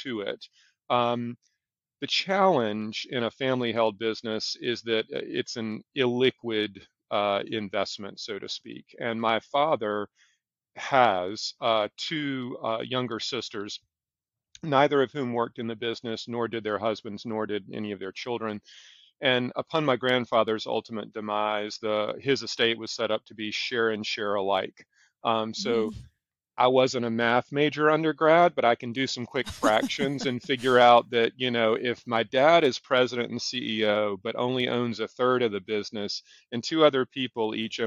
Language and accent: English; South Carolina, United States; now in Charlotte, United States; Growing up in South Carolina